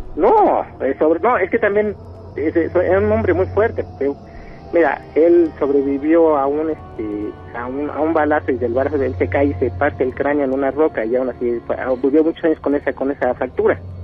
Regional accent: State of Mexico, Mexico; hablo aquí de Chabacoyos del Estado de México

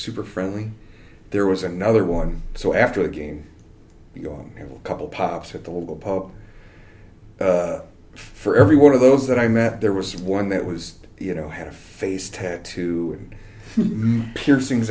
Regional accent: Detroit, Michigan, United States; now in Traverse City, United States; I'm from Detroit

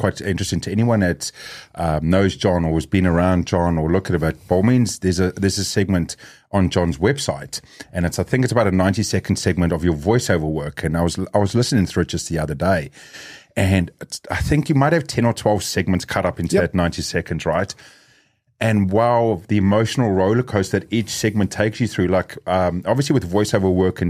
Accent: South Africa; and also raised as South African, we are a very loud community, very fast-speaking community. So most times if there's more than one of us South Africans in the room, it gets very loud

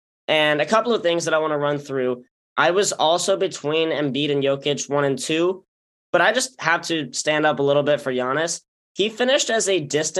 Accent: Salt Lake City, Utah, United States; also born or lived in Bay Area, California; I've lived in Salt Lake City for a lot of my life

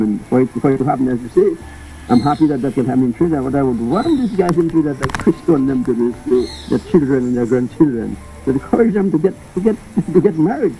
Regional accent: Dominica; When I was born and bred on the Carib Reserve, on the Carib territory

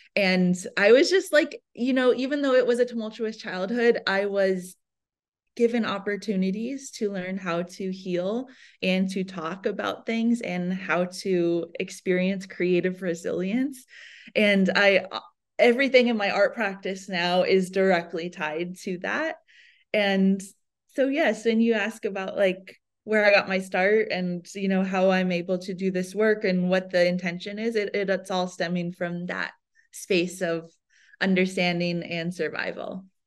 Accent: Iowa, United States; I was born and raised in Iowa in the Midwest

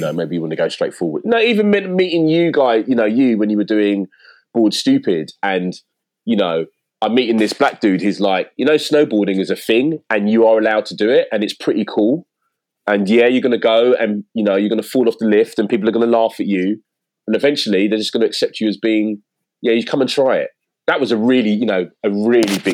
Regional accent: London, United Kingdom; I live in East London, which I never thought I'd live in East London, you know, as a kid growing up in South

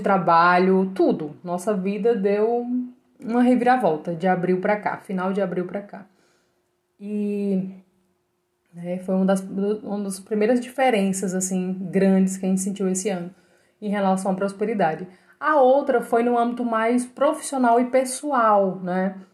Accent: Ceará, Brazil; also born or lived in João Pessoa; eu sou cearense

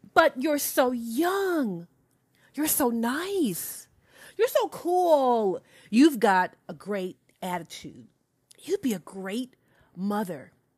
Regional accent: Alabama, United States; I'm a true Southern Belle, y'all. I'm from Alabama

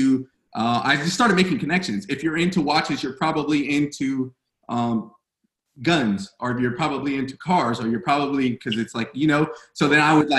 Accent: Fontana, California, United States; I'm from Fontana, California

